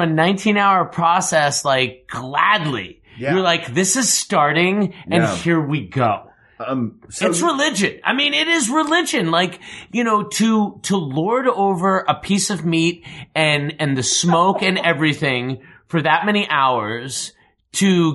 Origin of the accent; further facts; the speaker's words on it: Long Island, New York, United States; I'm a Jew from Long Island